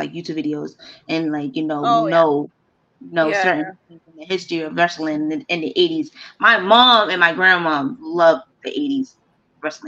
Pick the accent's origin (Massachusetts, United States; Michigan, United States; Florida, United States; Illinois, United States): Massachusetts, United States; Boston; I'm from the Boston, Massachusetts area